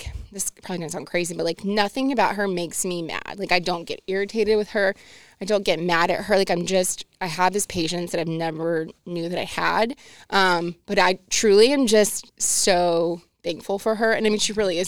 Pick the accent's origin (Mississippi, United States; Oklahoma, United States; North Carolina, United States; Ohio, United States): North Carolina, United States; Winston-Salem; I'm from Winston